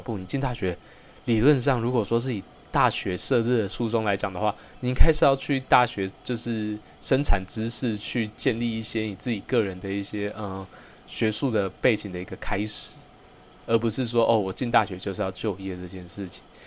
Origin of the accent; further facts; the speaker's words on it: New Taipei, Taiwan; 我本身是在新北长大，那 算是出生在眷村里面